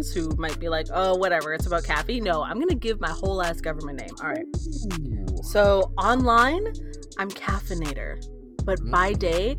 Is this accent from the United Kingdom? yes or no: no; British Columbia, Canada; I'm Canadian.